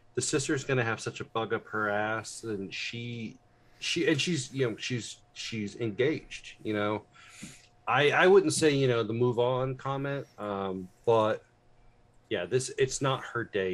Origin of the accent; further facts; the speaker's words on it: United States; also born or lived in Indianapolis, Indiana; I'm an American